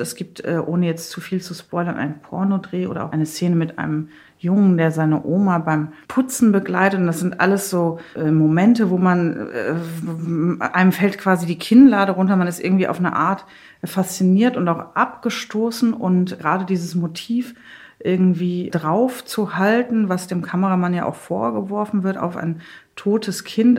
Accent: Eschweiler, North Rhine-Westphalia, Germany; moved away as an adult; now in Leipzig, Germany; ich bin im Westen äh, geboren und aufgewachsen

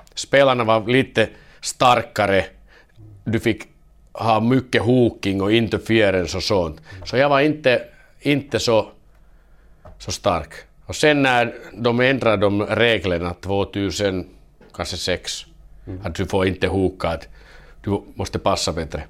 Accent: Vaasa, Ostrobothnia, Finland; first language Finnish; Swedish is a second language; moved away as an adult; also born or lived in Kalix, Sweden / Kalmar, Sweden / Denmark; now in Gävle, Sweden; jag är modersmål som finska men, men jag visst kommer jag från Vasa, Vasa och det är tvåspråkig stan

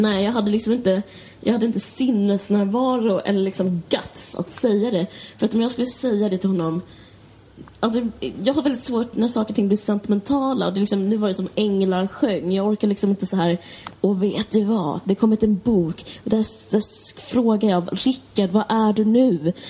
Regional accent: Stockholm, Stockholm County, Sweden; jag kommer från Akalla

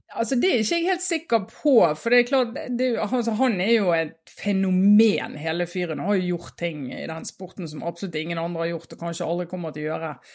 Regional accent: Norway; vi på 80-tallet hjemme i Norge

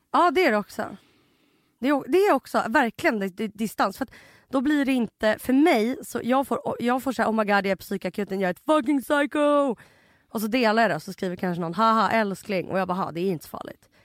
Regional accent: Russia; now in Sweden; jag är ryss

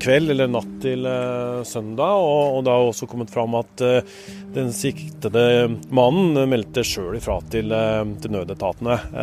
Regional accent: Spydeberg, Østfold, Norway; bygda mi, Spydberg i Østfold. Det lille stedet tre kvarter fra Oslo, der jeg er fra og som jeg bor i.

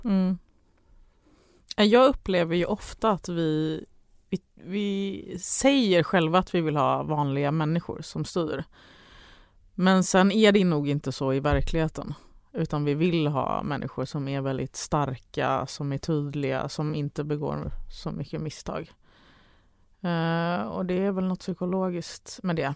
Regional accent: Ängelholm, Skåne, Sweden; jag är född i Ängelholm då, så det var ju någon, någon flyktingbostäder där

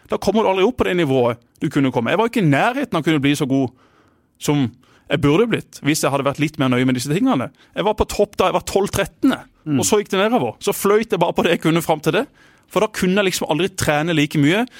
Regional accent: Kristiansand, Agder, Norway; Jeg har ikke vokst opp der, jeg har vokst opp på Gimlekollen

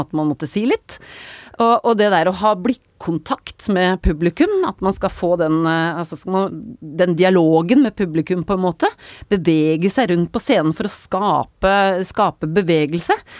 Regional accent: Nøtterøy, Vestfold, Norway; Jeg er fra Nøtterøy

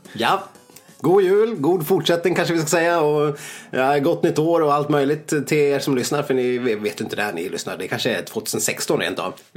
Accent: Saxdalen, Dalarna County, Sweden; inte hemma i Saxdalen

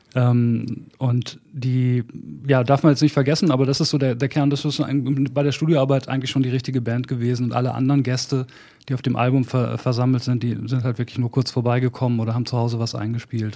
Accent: Bad Salzuflen, North Rhine-Westphalia, Germany; moved away; also born or lived in Hamburg; in Bad Salzuflen, wo ich angefangen habe, wo ich aufgewachsen bin, angefangen habe, Musik zu machen

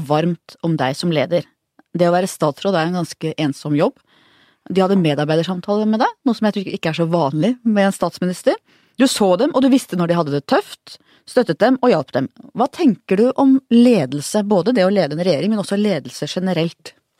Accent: Oslo, Norway; bodde på Manglerud faktisk, der jeg vokste opp

